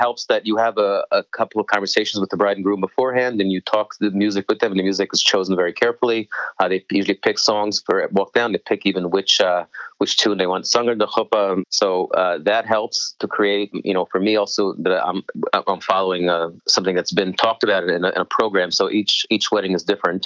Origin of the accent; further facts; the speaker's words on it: Israel; I grew up in Moshav Mavon Modim in Israel